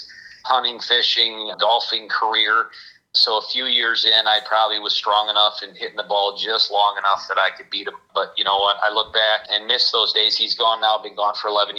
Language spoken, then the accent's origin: English; Cadillac, Michigan, United States; I grew up one of five kids in the Cadillac, Michigan community. I graduated high school there